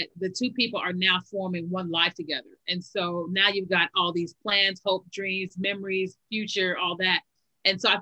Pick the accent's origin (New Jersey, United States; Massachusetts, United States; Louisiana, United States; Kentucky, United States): Kentucky, United States; moved away as an adult; also born or lived in Chicago, Illinois; now in Virginia, United States; we lived in Kentucky, like most of our lives, even though I was born in Chicago.